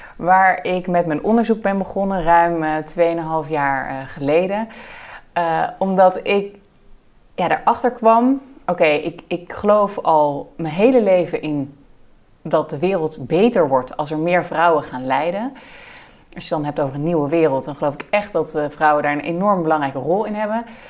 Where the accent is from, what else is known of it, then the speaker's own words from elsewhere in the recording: Netherlands; We hebben als Nederland en als Nederlanders heel erg het gevoel dat wij enorm liberaal en open eh, zijn